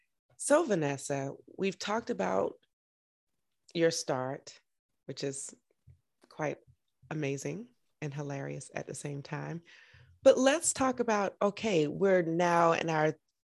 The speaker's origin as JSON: {"language": "English", "town": "Augusta", "region": "Georgia", "country": "United States", "said": "I'm in Washington, D.C. right now, but I'm from Augusta, Georgia."}